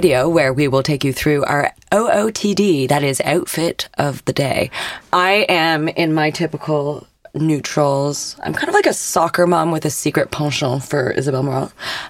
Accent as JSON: {"language": "English", "country": "Canada", "lives_now": "London, United Kingdom", "said": "And I came from the North Woodlands of Canada."}